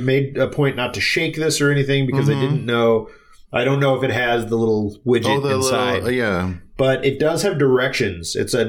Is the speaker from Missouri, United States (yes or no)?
yes; St. Louis, Missouri, United States; this one comes from my hometown. Maybe you've heard of it. It's called Budweiser.